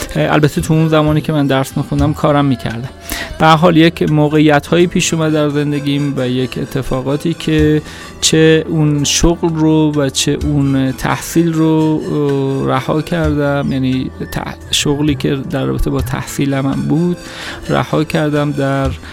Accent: Tehran, Tehran Province, Iran; در تهران به دنیا آمدم بیشتر عمرم رو هم در تهران زندگی کردم

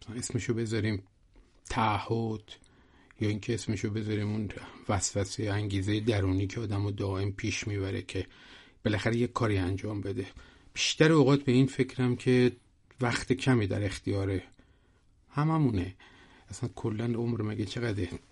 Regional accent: Shiraz, Fars, Iran; یادم میاد شیراز که بودیم

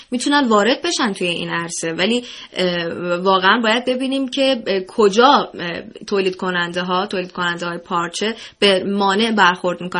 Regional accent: Iran; ما ایرانی هستیم و طبیعتا سلیقه ما ایرانی پسنده

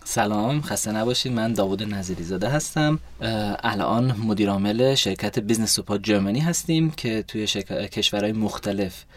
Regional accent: Wiesbaden, Hesse, Germany; also born or lived in Golpayegan, Iran / Tehran, Iran; ما توی آلمان تو شهر ویسبادن بزرگ شدم مدرسه رفتم توی شهر ویسبادن

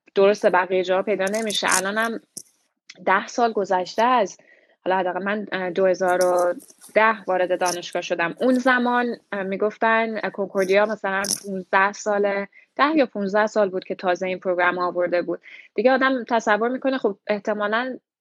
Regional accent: Iran; moved away as an adult; also born or lived in Tehran / Montreal, Canada; now in Toronto, Canada; لیسانس روانشناسی از ایران دادم. و وقتی اومدم کانادا

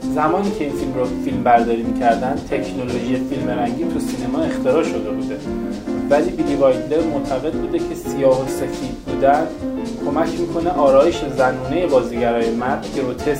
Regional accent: Iran; ما که ایرانی هستیم

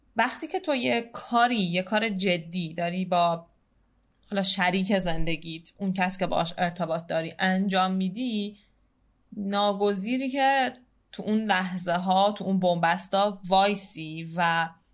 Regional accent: Tehran, Tehran Province, Iran; شهر خودمون یعنی تهران

